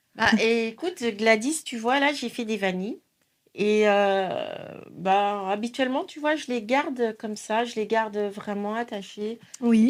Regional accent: Niger; je suis originaire du Niger, un pays d'Afrique de l'Ouest euh, j'ai grandi dans une famille aimante, attentionnée.

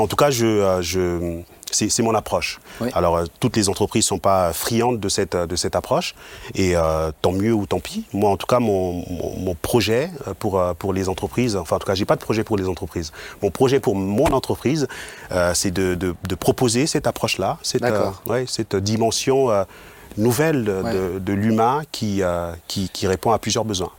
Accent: Mulhouse, Grand Est, France; moved away as an adult; now in Obernai, France; je suis originaire de Mulhouse

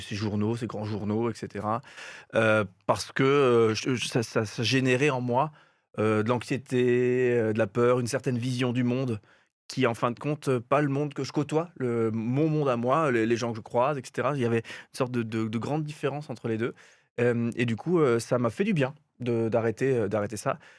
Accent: Alsace, Grand Est, France; chez nous en Alsace

